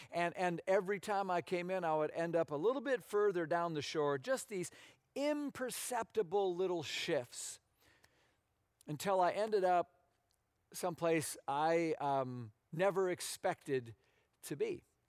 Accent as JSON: {"language": "English", "region": "Minnesota", "country": "United States", "tie": "born or raised there", "moved": "as an adult", "said": "I grew up in Minnesota, as a lot of you know, um, on the water, but it was a lake"}